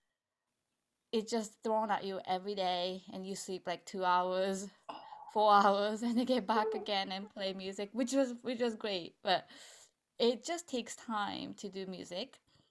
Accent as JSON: {"language": "English", "country": "Japan", "tie": "born or raised there", "moved": "yes", "lives_now": "United States", "said": "I am originally from Japan, but I live in America."}